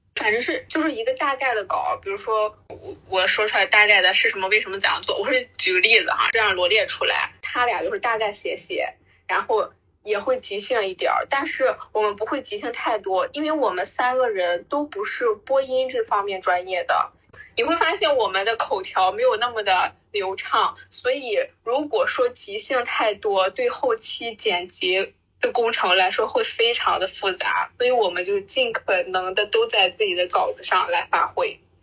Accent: Rizhao, Shandong, China; also born or lived in Nanchang; 五十年九零后，那我出生在山东日照，嗯，是在南昌上的大学

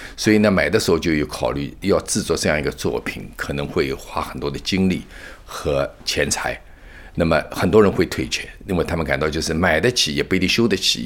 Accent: China; now in United States; 我们本身是接受中国文化熏陶的

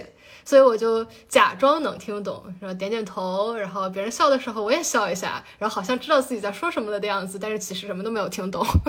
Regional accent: China; 就是是马克思，就是我们中国人非常熟悉的马克思。

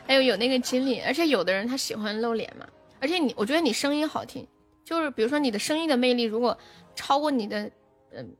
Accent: Sichuan, China; also born or lived in Guangdong; 我是四川的

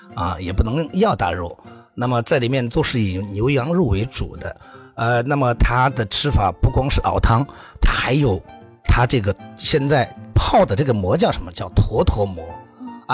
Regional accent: Shaanxi, China; 我们陕西人叫干薄

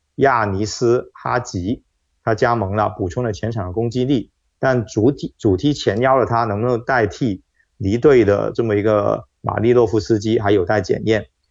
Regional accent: China; 就作为中国人来说

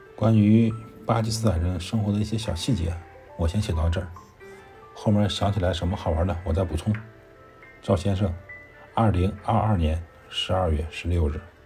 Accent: China; moved away as an adult; now in Islamabad, Pakistan; 我一个中国人在咱马路边

